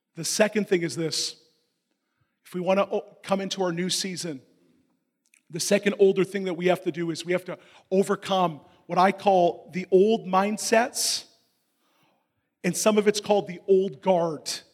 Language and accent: English; Canada; I'm not a Canadian Christian.